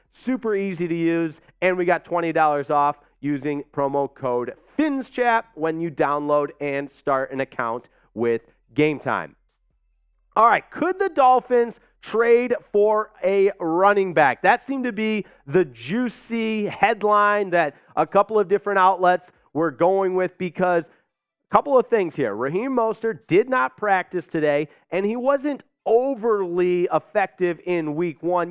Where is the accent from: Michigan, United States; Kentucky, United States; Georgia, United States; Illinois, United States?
Michigan, United States; moved away; from Michigan, my home state